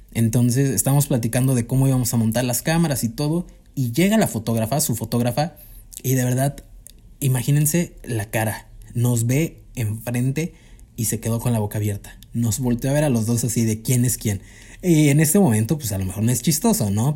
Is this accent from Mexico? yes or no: yes; Cuernavaca, Morelos, Mexico; moved away as an adult; now in Mexico City, Mexico; Yo soy de Cuernavaca